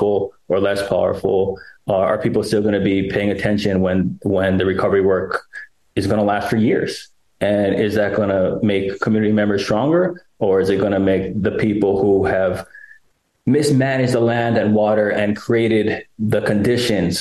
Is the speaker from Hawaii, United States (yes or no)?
yes; Maui, Hawaii, United States; I was born and raised in Maui. I'm Kanaka Maoli, Native Hawaiian, come from seven generations